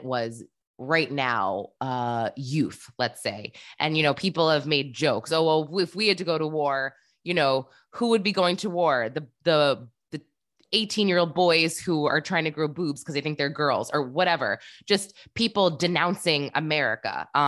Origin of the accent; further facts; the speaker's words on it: United States; as an American